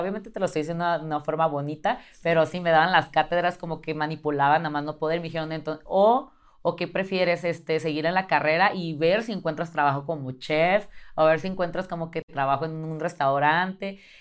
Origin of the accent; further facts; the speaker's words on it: Tijuana, Baja California, Mexico; moved away as an adult; now in Mexico City, Mexico; soy de Tijuana